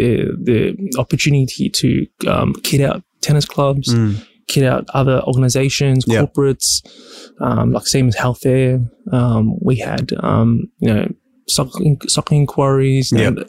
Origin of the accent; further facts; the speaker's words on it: Cheltenham, Australia; I was raised in Cheltenham.